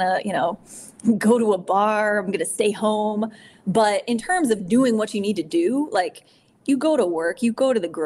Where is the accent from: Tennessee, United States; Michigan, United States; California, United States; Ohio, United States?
Ohio, United States; moved away; also born or lived in Wisconsin / Chicago; I'm from Ohio. I spent some time in Wisconsin, as you know, some time in Chicago